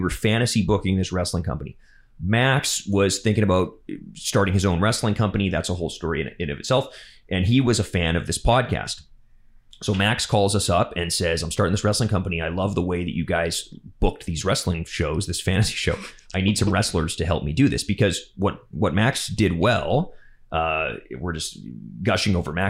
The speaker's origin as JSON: {"language": "English", "region": "Alberta", "country": "Canada", "moved": "yes", "lives_now": "Vancouver, Canada", "said": "We're both from Alberta. I'm also from not very far away from where he's from."}